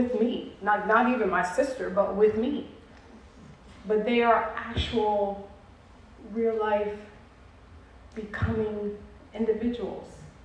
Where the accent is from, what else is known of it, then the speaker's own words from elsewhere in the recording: New York City, New York, United States; moved away; I'm a New York City girl.